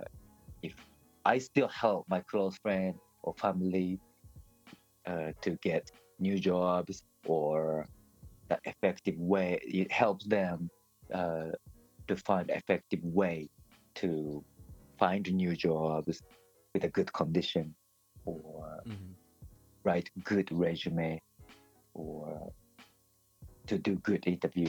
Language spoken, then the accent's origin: English; Tokyo, Japan; I'm from Tokyo. So everybody, all my relatives, most of my relatives live in Tokyo or Kanto